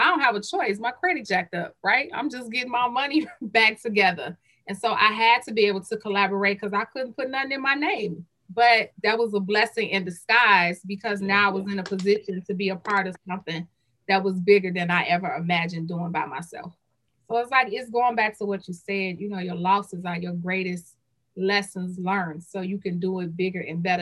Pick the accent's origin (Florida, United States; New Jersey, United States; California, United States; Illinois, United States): Illinois, United States; Chicago; also born or lived in Roseland, Chicago; born and raised in Englewood and who live in Roseland